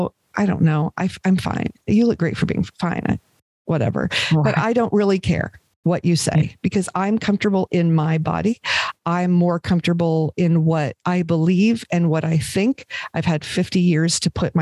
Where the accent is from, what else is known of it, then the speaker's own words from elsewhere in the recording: Los Angeles, California, United States; moved away as an adult; I was raised in Los Angeles where, you know, you can never be too rich or too thin was the thing